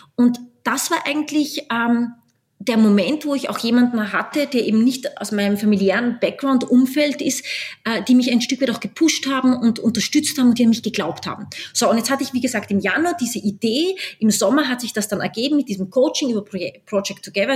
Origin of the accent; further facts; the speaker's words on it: Austria; moved away as an adult; also born or lived in New York, United States / Washington, United States / Mumbai, India / Berlin, Germany; Ich bin Österreicherin, halb Österreicherin, halb Brasilianerin. Äh, bin jetzt wieder zurückgekehrt nach Österreich